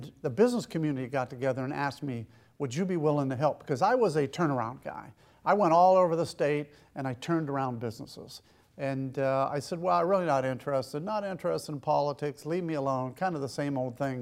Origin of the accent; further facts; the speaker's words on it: Western Pennsylvania, United States; moved away as an adult; also born or lived in Wadsworth, Ohio; now in Ohio, United States; I grew up in Western Pennsylvania